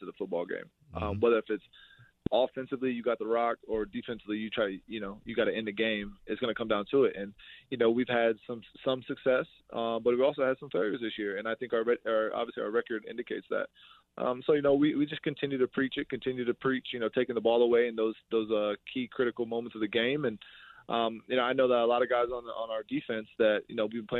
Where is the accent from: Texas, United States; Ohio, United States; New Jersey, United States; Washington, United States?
Ohio, United States; moved away as an adult; also born or lived in Iowa / Green Bay; now in Buffalo, United States; I'm from Ohio